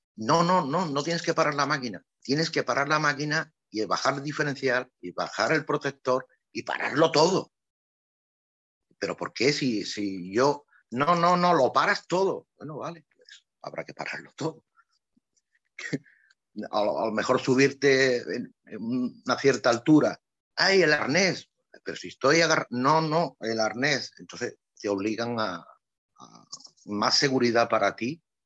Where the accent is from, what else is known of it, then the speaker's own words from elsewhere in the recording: Andalusia, Spain; moved away as an adult; also born or lived in Ibiza / Morocco / Venezuela / Seville; now in Brandenburg, Germany; yo soy de Andalucía. Eh, los andaluces vivimos en la calle